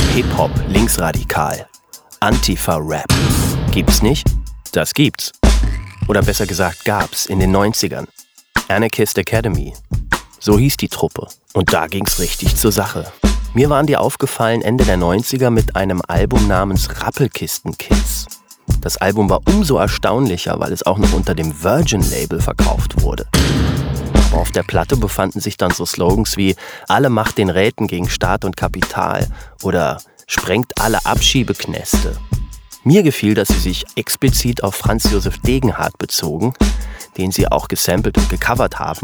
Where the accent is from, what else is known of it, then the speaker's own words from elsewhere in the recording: southern Lower Saxony near the Harz, Germany; also born or lived in Göttingen; da, wo ich groß geworden bin, irgendwie im Süden von Niedersachsen beim Harz